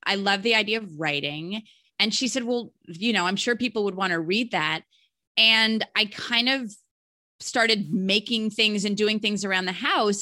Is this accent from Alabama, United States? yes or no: no; Alexandria, Virginia, United States; also born or lived in Charlottesville, Virginia; I was actually born in Charlottesville, Virginia. No, that's not where I was named, but I grew up in Alexandria, Virginia